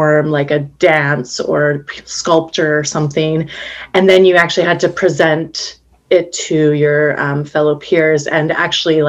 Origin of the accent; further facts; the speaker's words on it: Calgary, Alberta, Canada; moved away as an adult; also born or lived in Medicine Hat, Alberta; now in Vancouver, Canada; I grew up in Alberta. I was born in Medicine Hat, and when I was 7 years old, moved to Calgary and was there on and off between the two cities growing up